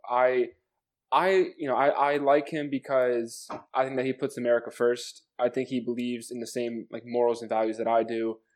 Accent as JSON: {"language": "English", "region": "New Jersey", "country": "United States", "said": "I'm 18 years old. Uh, I'm from New Jersey."}